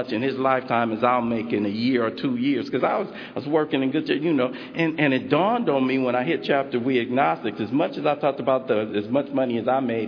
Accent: Los Angeles, California, United States; I come from South Central Los Angeles

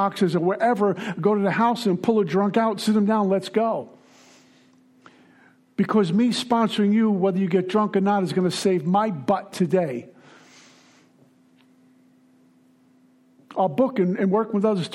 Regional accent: New York City, New York, United States; also born or lived in Minnesota; now in Florida, United States; I'm a guy from Brooklyn.

